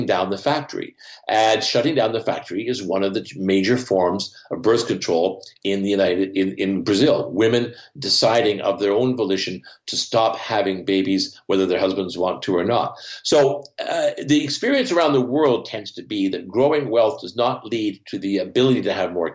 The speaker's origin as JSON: {"language": "English", "country": "Canada", "tie": "born or raised there", "said": "Here in Canada, I grew up near the Great Lakes."}